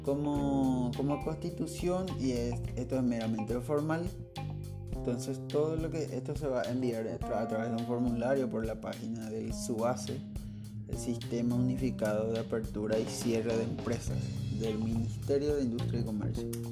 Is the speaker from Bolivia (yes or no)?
no; Paraguay